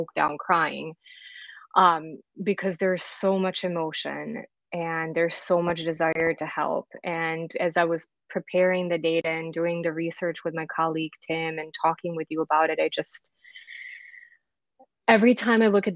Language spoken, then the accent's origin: English; Belgrade, Serbia; moved away; I'm from former Yugoslavia. I was born and raised in Belgrade, and my family and I left in 1992